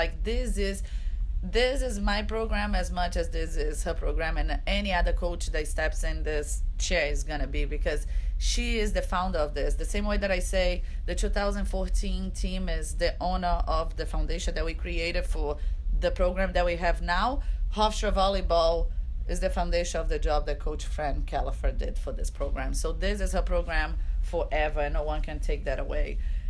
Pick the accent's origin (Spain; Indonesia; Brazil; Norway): Brazil; now in United States; Okay, so favorite food on my home country in Brazil.